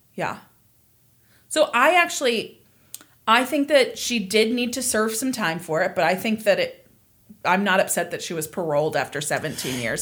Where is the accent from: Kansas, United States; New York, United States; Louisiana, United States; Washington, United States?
Kansas, United States; I was born and raised in Kansas